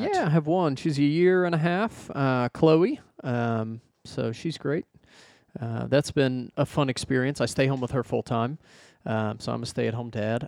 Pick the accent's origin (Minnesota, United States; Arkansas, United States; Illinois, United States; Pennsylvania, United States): Arkansas, United States; moved away as an adult; I'm from Arkansas originally. Uh, I lived there for thirty-something years.